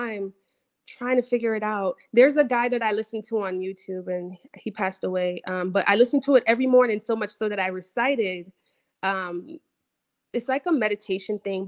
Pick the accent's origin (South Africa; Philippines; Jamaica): Jamaica; moved away; growing up in Jamaica, there's my parents did all that they could, obviously, to get me to a country with better opportunities